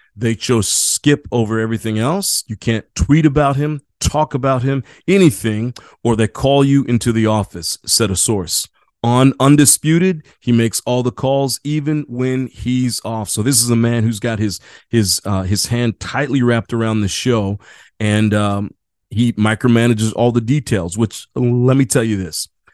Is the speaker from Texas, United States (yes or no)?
no; Indiana, United States; now in San Diego, United States; I grew up in Indiana